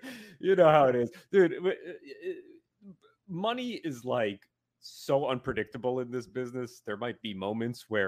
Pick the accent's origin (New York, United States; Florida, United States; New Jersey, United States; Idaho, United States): New Jersey, United States; Hopatcong; moved away; these guys from my hometown that lived in the woods. It was kind of a rural New Jersey town